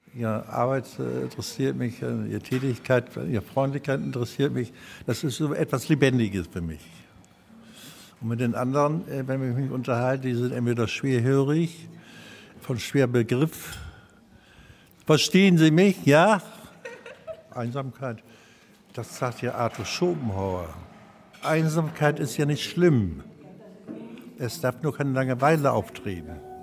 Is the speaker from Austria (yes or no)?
no; Bremen, Germany; also born or lived in Hamburg; now in Munich, Germany; Gebürtiger Bremer, dann nach Hamburg